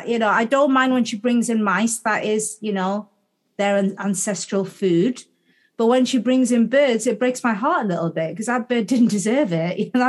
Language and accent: English; Gateshead, North East England, United Kingdom; I'm back to my hometown of Gateshead. So Gateshead's a couple of miles south of Newcastle-upon-Tyne in the northeast of England.